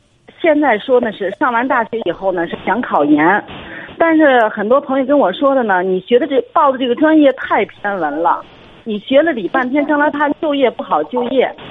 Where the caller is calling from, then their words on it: Hebei, China; 哎，我是河北的一位听众，